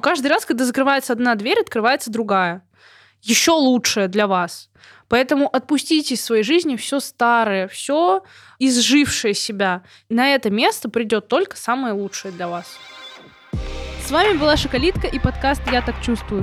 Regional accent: Belarus; я тоже из Беларуси

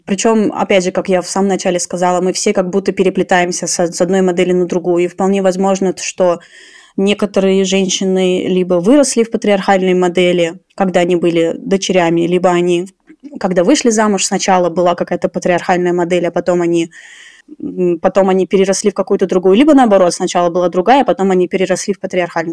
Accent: Tashkent, Uzbekistan; я сама родом с Ташкента

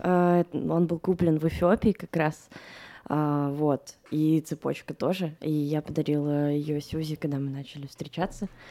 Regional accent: Moscow, Russia; я выросла в Москве

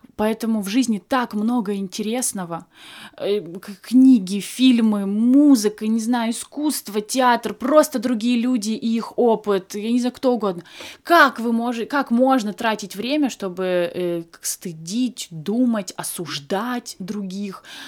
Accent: Krasnodar Krai, Russia; moved away; у меня, например, было кубановедение, потому что я с Кубани

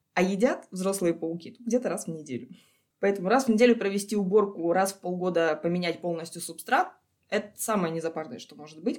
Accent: Sakha Republic, Russia; also born or lived in Krasnodar; now in Almaty, Kazakhstan; Откуда я родом? Я из республики Якутия, Саха-Якутия, если быть точнее.

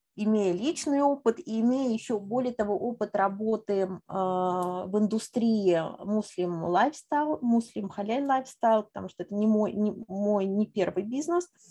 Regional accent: Moscow, Russia; moved away as an adult; also born or lived in Kazan; я коренная москвичка

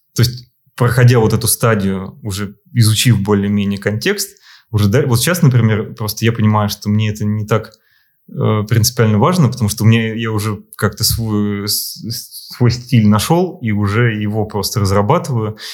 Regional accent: Moscow, Russia; also born or lived in Saint Petersburg; я москвич

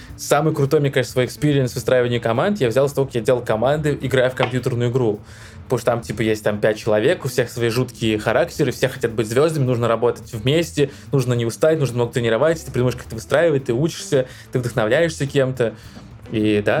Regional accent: Donetsk, Donetsk Oblast, Ukraine; moved away as an adult; Я сам из Донецка, что в Украине

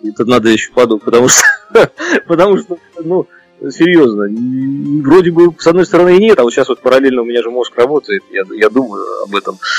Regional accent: Saint Petersburg, Russia; я еще в Ленинграде родился

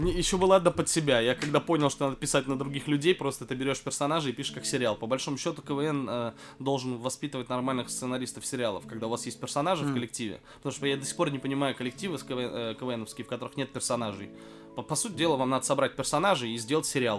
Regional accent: Oktyabrsky, Bashkortostan, Russia; я из Октябрьской, из Башкирии

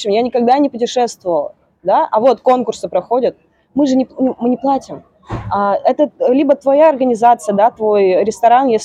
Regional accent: Seversk, Tomsk Oblast, Russia; А я приехала из Северска. Северск вообще никто не знает, что это такое.

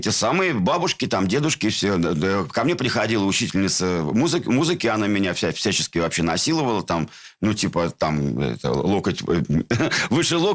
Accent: Saint Petersburg, Russia; born there; Где ты родился? В городе Ленинград.

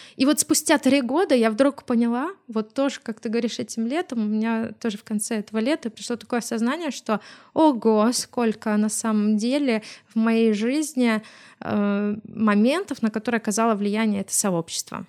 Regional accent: Smolensk, Smolensk Oblast, Russia; мы сами из Смоленска

